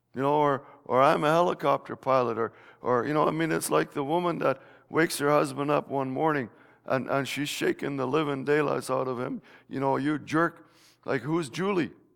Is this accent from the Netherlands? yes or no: yes; Netherlands; moved away; my home country of Holland